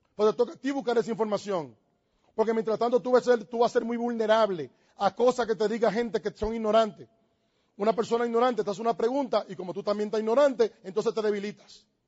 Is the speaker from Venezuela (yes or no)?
no; Dominican Republic; Yo tengo que estar pensando si yo soy dominicano. Yo soy dominicano